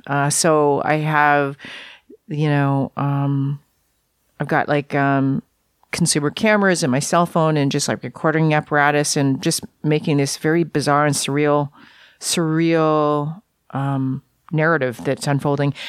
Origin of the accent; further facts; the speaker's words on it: Vancouver, British Columbia, Canada; I grew up in Vancouver